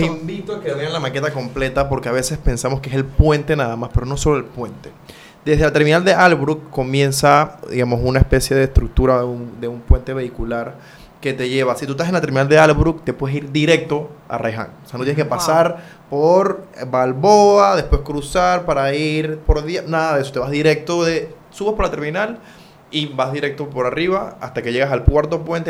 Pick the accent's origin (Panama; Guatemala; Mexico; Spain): Panama